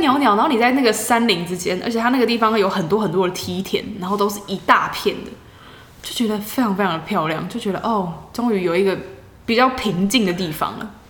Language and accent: Chinese; Taiwan; 我从台湾来的